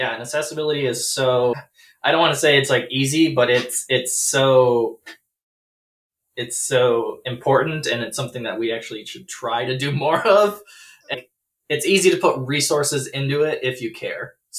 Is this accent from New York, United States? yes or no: no; Minneapolis–Saint Paul, Minnesota, United States; I'm from the Twin Cities, been in Minnesota my whole life